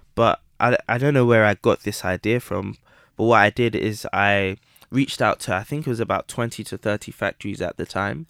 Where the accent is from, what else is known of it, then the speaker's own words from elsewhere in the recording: London, United Kingdom; also born or lived in Midlands (boarding school); I grew up in Southeast London in Camberwell, um, between Camberwell and Peckham.